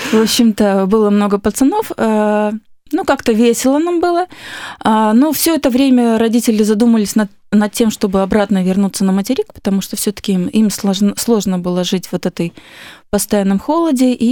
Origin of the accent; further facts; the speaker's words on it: Magadan, Magadan Oblast, Russia; born there; Э, родилась я на крайнем севере. Мои родители сами из Дальнего Востока. И я родилась в городе Магадане.